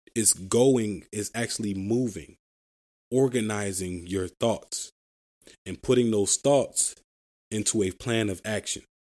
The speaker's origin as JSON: {"language": "English", "town": "Philadelphia", "region": "Pennsylvania", "country": "United States", "said": "I'm from Philadelphia, Pennsylvania, the city of brotherly love"}